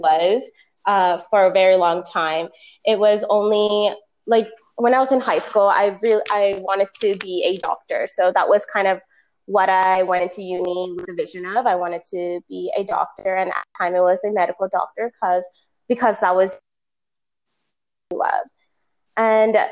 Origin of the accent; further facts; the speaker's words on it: Toronto, Ontario, Canada; I was born and raised in Toronto, Ontario